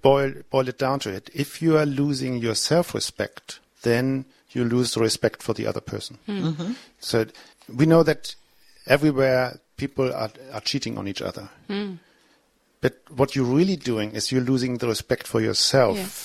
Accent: Germany; accent: German; my German accent

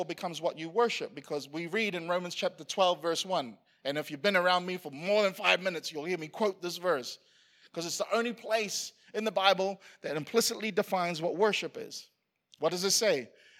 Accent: Queensland, Australia; like it's hard being a Queenslander because we keep winning all the time.

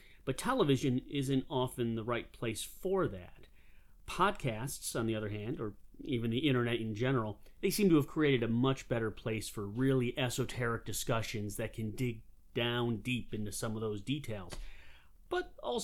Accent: Western New York, United States; now in South Carolina, United States; I'm originally from Western New York, but for many years now, I have made my home in the great state of South Carolina

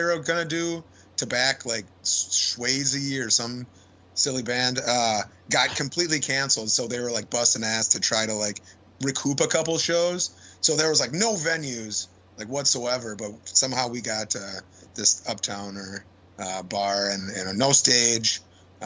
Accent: Wausau, Wisconsin, United States; moved away; I'm from Wausau, Wisconsin

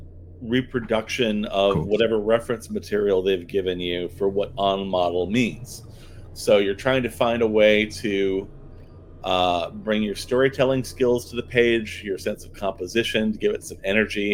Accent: United States; as an American, at least where I was living.

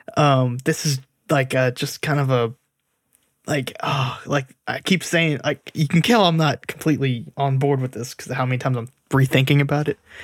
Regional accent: United States; as an American

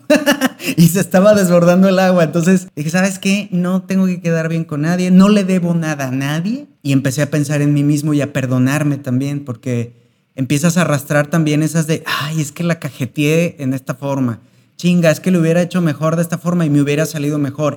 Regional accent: Mexico; como mexicanos y latinos en general tenemos una mezcla

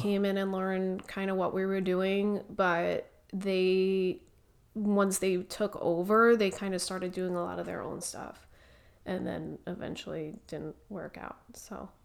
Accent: New York, United States; moved away as an adult; now in Gilbert, United States; I was born and raised in New York.

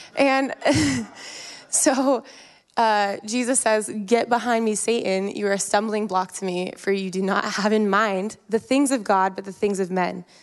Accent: Colorado, United States; moved away as an adult; also born or lived in Lake Tahoe; now in Newburgh, United States; I grew up in Colorado, which is a high desert mountain country, not a lot of water

